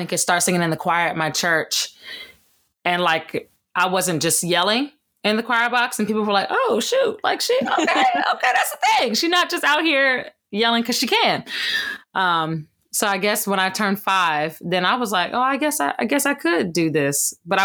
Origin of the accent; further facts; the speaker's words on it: Gaithersburg, Maryland, United States; I hail from Gaithersburg, Maryland